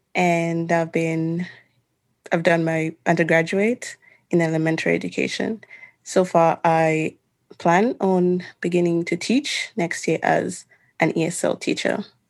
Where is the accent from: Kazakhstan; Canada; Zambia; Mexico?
Zambia; moved away as an adult; now in Arkansas, United States; I'm also from Zambia